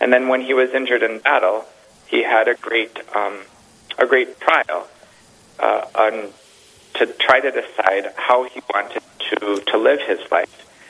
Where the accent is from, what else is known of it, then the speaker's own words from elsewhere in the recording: North Dakota, United States; moved away as an adult; now in Mankato, United States; I grew up in North Dakota